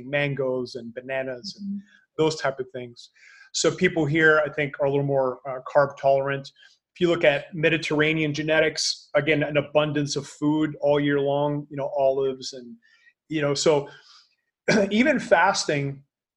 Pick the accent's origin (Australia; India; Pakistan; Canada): Canada; now in Panama; I'm Canadian, so I know what winters are like